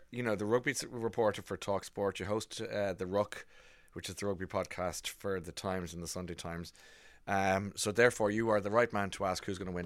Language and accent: English; Ireland; I'm an Irishman.